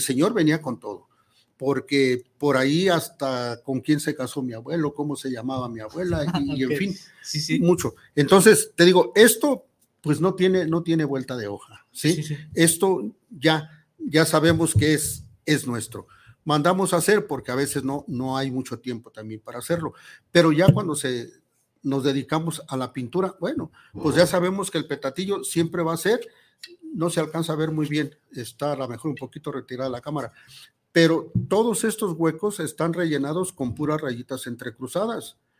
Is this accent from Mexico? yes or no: yes; Tonalá, Jalisco, Mexico; nacimos en Tonalá